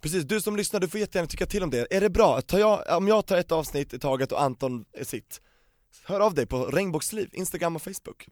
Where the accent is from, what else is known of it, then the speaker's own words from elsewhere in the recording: Stockholm / Solna, Stockholm County, Sweden; jag är uppvuxen på Västermalm och i mm. Solna